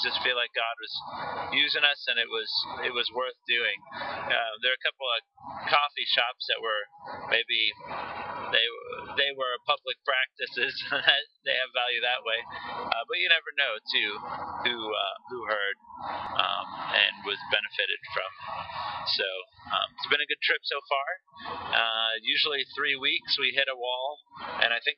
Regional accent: North Carolina, United States; we're from North Carolina

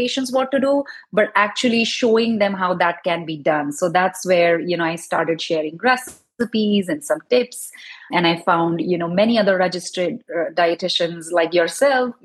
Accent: India; now in East Bay Area, United States; growing up in India

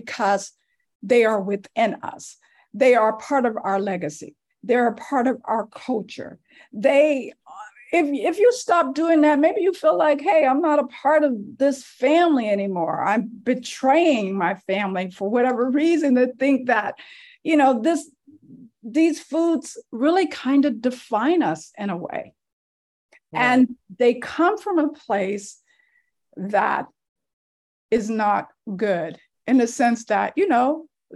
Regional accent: Louisiana, United States; I was raised in Louisiana. That's where I was born

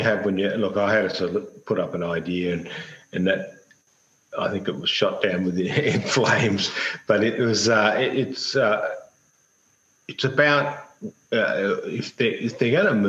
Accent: Australia; typical Australians. We love our public holidays.

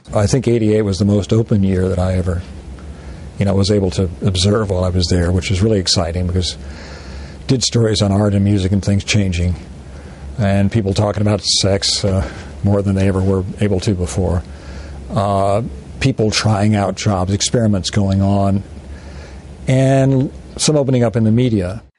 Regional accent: United States; moved away; I'm an American-born Chinese

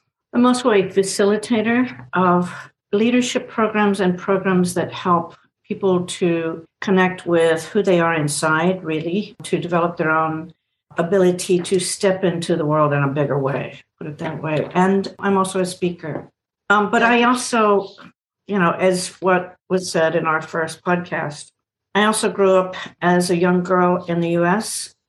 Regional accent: United States; moved away as an adult; now in Singapore; I'm also originally from the US. I've lived in Singapore for 23 years.

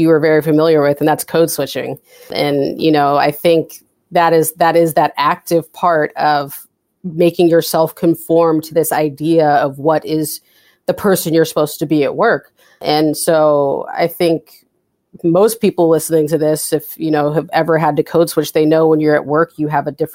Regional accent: West Coast, United States; also born or lived in California; now in Boston, United States; I'm from the West Coast

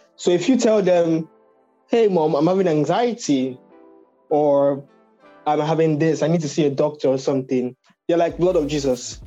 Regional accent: Nigeria; we're both from Nigeria

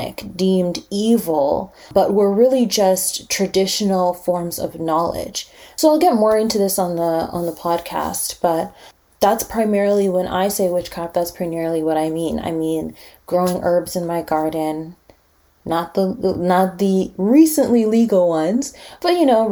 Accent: Winnipeg, Manitoba, Canada; also born or lived in Montreal; I was born and raised here

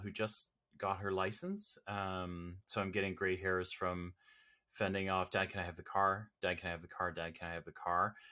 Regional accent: Toronto, Ontario, Canada; I'm Canadian, born and bred here in, uh, here in Toronto or the Toronto area.

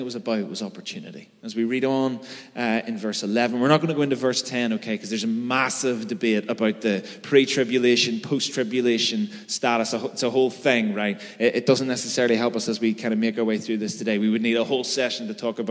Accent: Belfast, Northern Ireland, United Kingdom; I'm from Belfast, right? I know how to navigate bomb scares and plastic bullets.

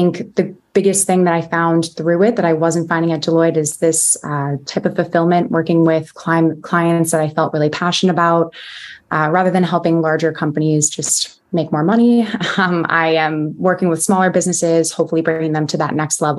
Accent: New Jersey, United States; moved away as an adult; also born or lived in Baltimore; So I'm from New Jersey originally.

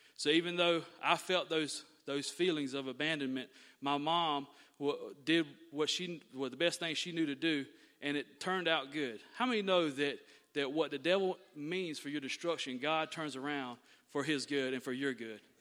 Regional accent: Thomasville, Georgia, United States; I was born and raised right here in Thomasville, Georgia

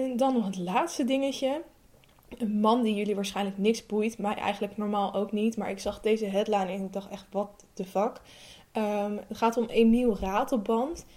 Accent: Amsterdam, North Holland, Netherlands; ik ben 25 jaar, ik kom uit Amsterdam.

